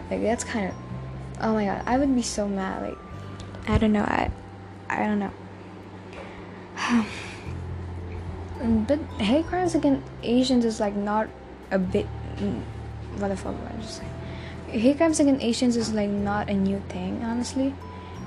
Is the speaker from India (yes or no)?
yes; India